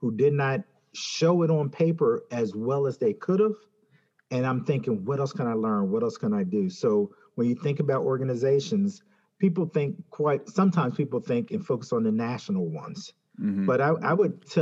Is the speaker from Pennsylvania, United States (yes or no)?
yes; Philadelphia, Pennsylvania, United States; I grew up in Philadelphia